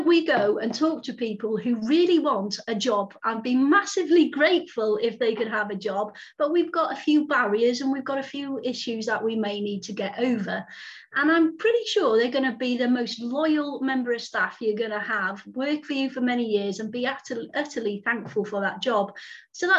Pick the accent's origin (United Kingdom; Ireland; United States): United Kingdom; Welsh, Wales; we're Welsh